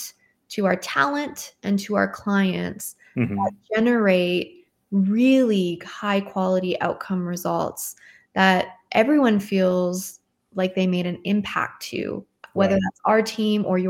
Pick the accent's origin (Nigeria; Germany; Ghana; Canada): Canada; I'm Canadian